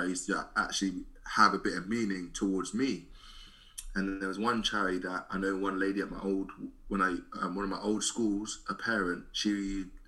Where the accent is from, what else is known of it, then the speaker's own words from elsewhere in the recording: London, United Kingdom; I'm from Southeast London myself